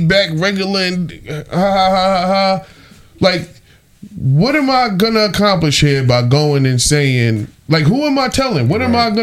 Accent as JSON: {"language": "English", "town": "New York City", "region": "New York", "country": "United States", "said": "I'm from Southside Queens"}